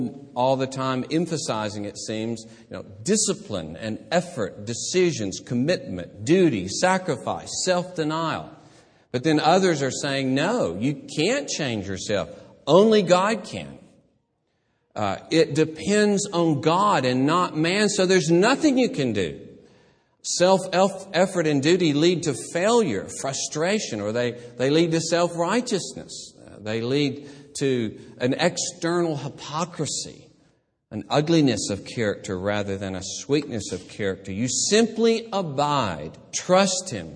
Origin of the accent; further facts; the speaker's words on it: Gadsden, Alabama, United States; moved away; also born or lived in Columbus, Mississippi; my hometown, Gadsden